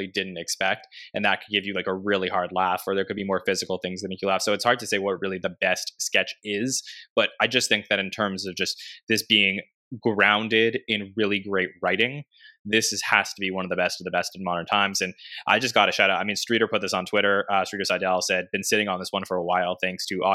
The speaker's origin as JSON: {"language": "English", "country": "Canada", "said": "as a Canadian"}